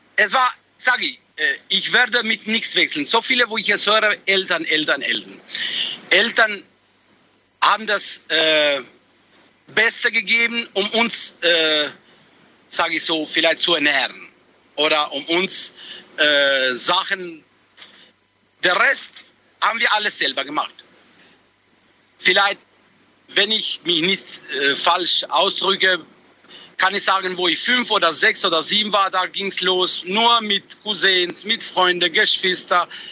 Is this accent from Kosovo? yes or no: yes; Kosovo; German is a second language; now in Heilbronn, Germany; ich bin geboren im Kosovo